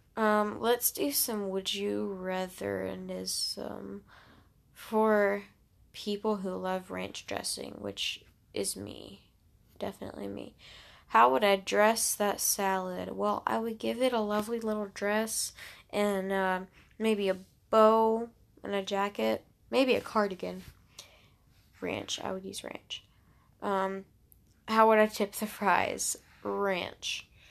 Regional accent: Alabama, United States; I'm from the Southeast-ish. Alabama. I'm from Alabama

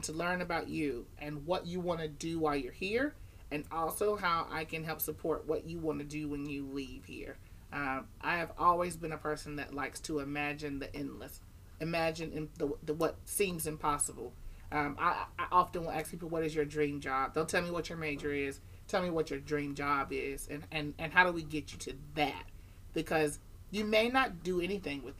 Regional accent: North Carolina, United States; moved away as an adult; now in Shenandoah Valley, Virginia, United States; I'm from North Carolina where it's a little warmer

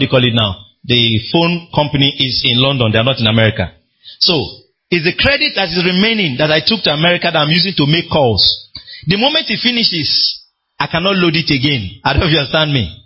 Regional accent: Nigeria

